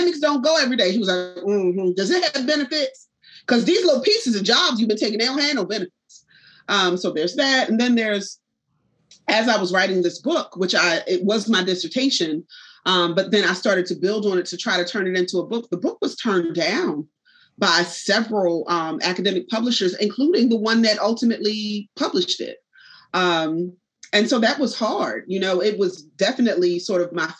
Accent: Philadelphia, Pennsylvania, United States; also born or lived in North Carolina; born and raised in Southwest Philly in a neighborhood called Penrose.

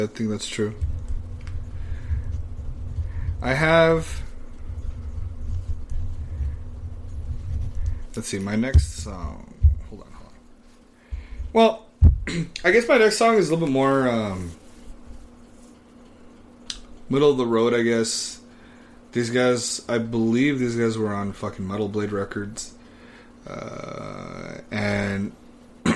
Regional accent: Texas, United States; I'm from Texas

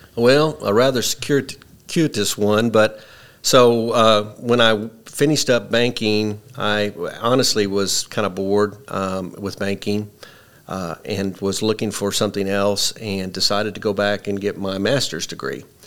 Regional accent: Paragould, Arkansas, United States; also born or lived in Illinois / Piggott, Arkansas; I grew up in Paragould. I'm a I'm a Paragould Bulldog, class of 81

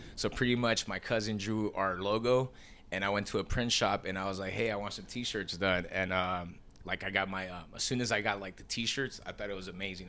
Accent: Long Beach, California, United States; moved away as an adult; now in Sacramento, United States; I grew up in Long Beach

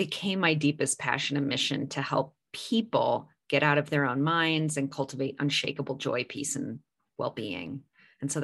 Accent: California, United States; I grew up in California

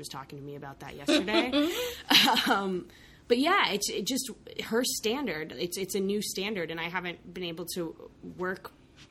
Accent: Santa Fe, New Mexico, United States; born or raised there; moved away

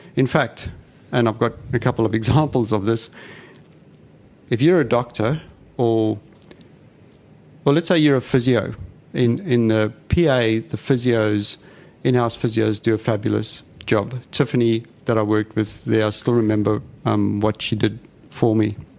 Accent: South Africa; now in Australia; I'm South African, as you can hear

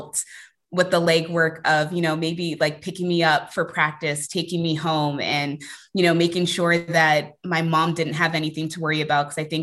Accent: Bay Area, California, United States; I was born and raised in the Bay Area

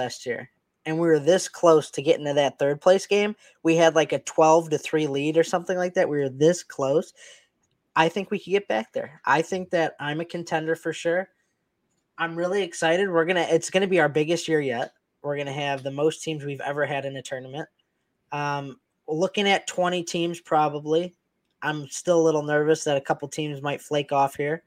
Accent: Chicago, Illinois, United States; being the Chicago guys, you know, we're from Chicago

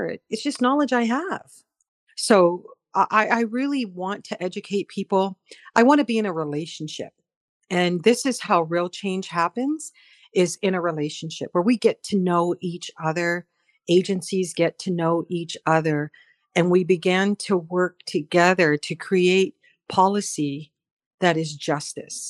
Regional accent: North Dakota, United States; moved away as an adult; now in Chatham-Kent, Canada; I'm Mandan Harats from North Dakota, and I've been in this part of what we call Turtle Island for almost 40 years.

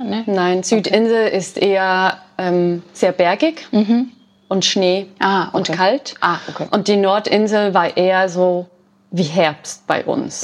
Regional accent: Switzerland; bei uns in der Schweiz

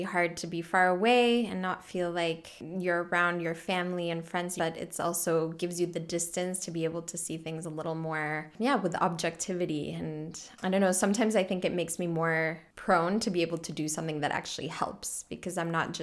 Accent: California, United States; first language Spanish; English is a second language; moved away as an adult; also born or lived in Mexico City, Mexico / New York City, United States; now in Freiburg, Germany; I was born in Mexico City, and then I grew up in California

